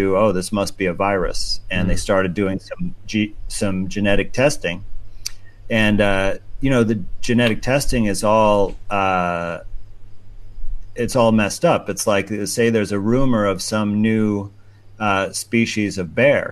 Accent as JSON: {"language": "English", "region": "New York", "country": "United States", "tie": "born or raised there", "said": "my home state of New York"}